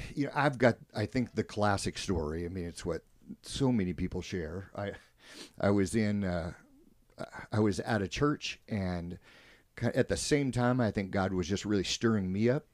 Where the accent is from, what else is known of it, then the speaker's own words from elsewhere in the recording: Spokane, Washington, United States; I'm pretty much from Spokane. Grew up in this area. Wasn't born here, but grew up in this area.